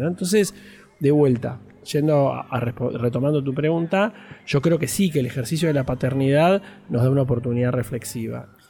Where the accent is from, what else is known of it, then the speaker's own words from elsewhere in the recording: Trelew, Chubut, Argentina; moved away; also born or lived in Buenos Aires; nací en Trelew, en la provincia del Chubut